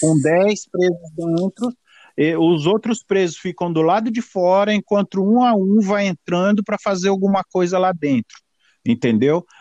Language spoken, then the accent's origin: Portuguese; São Paulo, Brazil; moved away as an adult; now in United States; eu sou de São Paulo, é, é, tenho 55 anos de idade e nasci em São Paulo